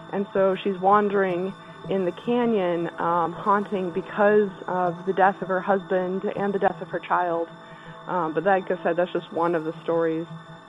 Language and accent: English; Utah, United States; I grew up in Utah, central Utah, near a town called Helper.